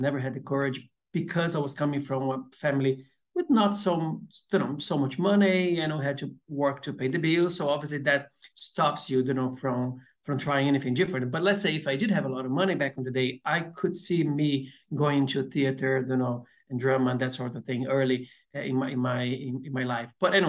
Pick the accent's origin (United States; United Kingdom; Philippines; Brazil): Brazil; accent: Brazilian; English is a second language; I still have a very strong accent, but people say like my accent is a bit more neutral than a Brazilian, you know.